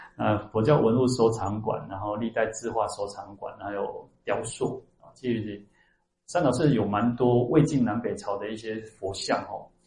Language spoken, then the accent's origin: Chinese; Taiwan; 我们台湾人其实我一直觉得我们台湾是一个很特殊的一个地方